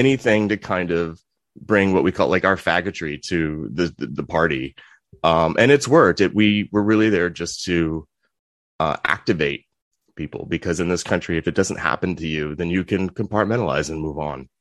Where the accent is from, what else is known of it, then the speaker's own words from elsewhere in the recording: Virginia Beach, Virginia, United States; I grew up in Virginia Beach.